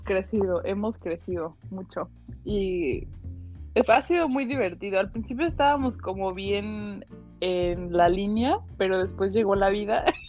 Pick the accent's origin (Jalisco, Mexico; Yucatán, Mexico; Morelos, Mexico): Morelos, Mexico; Jiutepec; now in United States; Yo soy orgullosamente de Jutepec